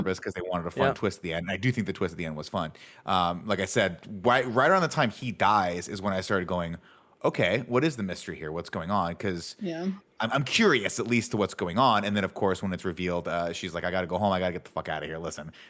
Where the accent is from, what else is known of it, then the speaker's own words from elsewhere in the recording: South London, London, United Kingdom; I'm from South London.